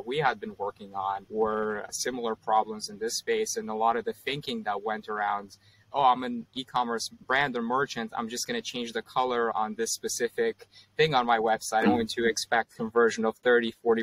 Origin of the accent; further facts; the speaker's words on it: Canada; moved away as an adult; now in Bay Area, United States; I grew up in Canada and I moved to the Bay Area about 4 years ago